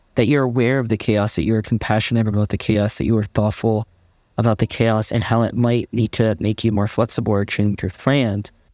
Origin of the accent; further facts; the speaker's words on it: Midwest, United States; moved away as an adult; now in Los Angeles, United States; being a Midwesterner